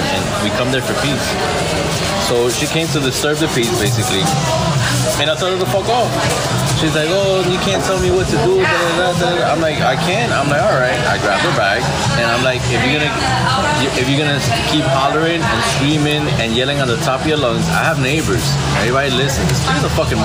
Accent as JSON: {"language": "English", "town": "New York City", "region": "New York", "country": "United States", "tie": "born or raised there", "said": "I grew up in the Bronx, in New York."}